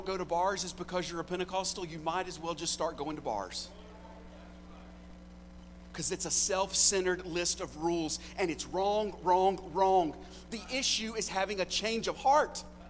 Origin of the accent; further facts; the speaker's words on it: United States; I'm an American.